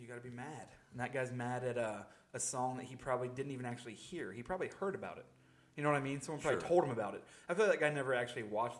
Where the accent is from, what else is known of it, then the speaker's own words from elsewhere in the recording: United States; I'm glad I was born in America